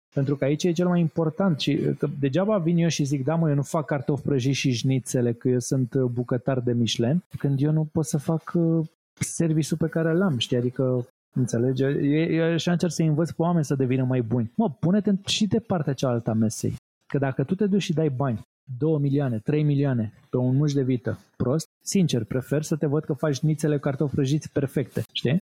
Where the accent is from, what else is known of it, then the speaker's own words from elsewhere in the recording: Romania; noi ca români